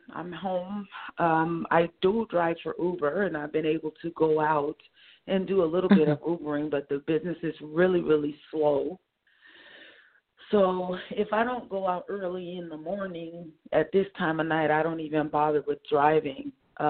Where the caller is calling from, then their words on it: Oakland, California, United States; I'm calling from Oakland, California.